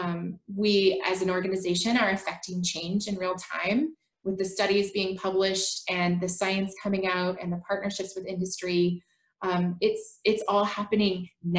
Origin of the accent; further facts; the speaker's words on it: Portland, Oregon, United States; I was born and raised in Portland, Oregon. I still live here.